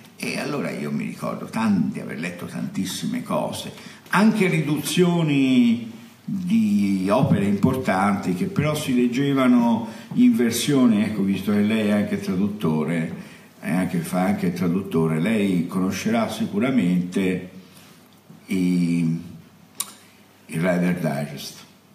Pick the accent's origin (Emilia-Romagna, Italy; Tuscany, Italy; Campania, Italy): Tuscany, Italy; Florence; sono uno da buon fiorentino